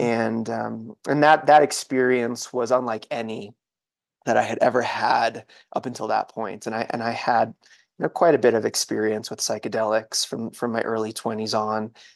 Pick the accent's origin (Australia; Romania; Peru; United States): United States; New England; I grew up in New England